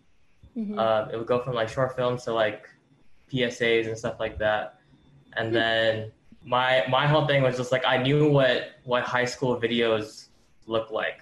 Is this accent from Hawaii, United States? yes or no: yes; Ewa Beach, Hawaii, United States; moved away as an adult; now in Las Vegas, United States; I grew up in Hawaii. I recently moved here.